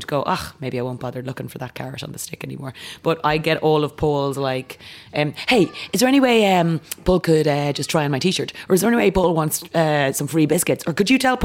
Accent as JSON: {"language": "English", "region": "County Kildare", "country": "Ireland", "said": "I am from Kildare"}